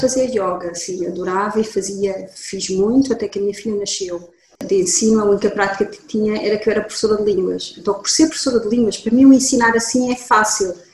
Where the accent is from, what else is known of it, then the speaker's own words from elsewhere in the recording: Lisbon, Portugal; moved away as an adult; also born or lived in Germany; Eu sou de Lisboa, sou portuguesa, nasci aqui em Lisboa, estudei em Lisboa e até aos 20 anos fiz a escola a secundária em Lisboa.